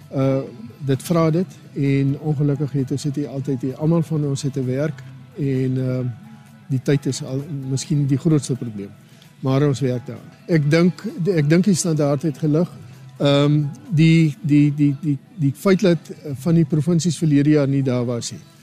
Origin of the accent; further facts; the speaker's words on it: Garies / Namaqualand, Northern Cape, South Africa; ek kom van Grobbelhoop af daar in Namakwaland